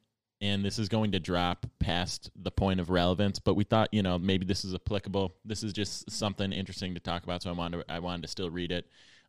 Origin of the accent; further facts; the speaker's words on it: Buffalo, New York, United States; moved away; also born or lived in Los Angeles; One time, I went to Buffalo, which is where I'm from